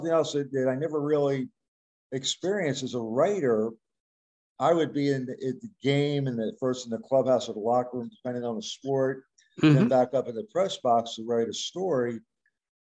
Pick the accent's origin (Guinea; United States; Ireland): United States; Philadelphia, Pennsylvania; I'm from Philadelphia